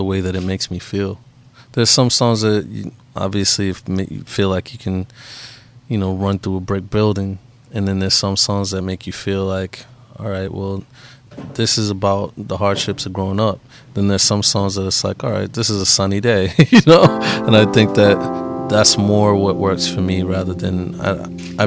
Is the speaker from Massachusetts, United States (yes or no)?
yes; Boston, Massachusetts, United States; I grew up in Boston during that time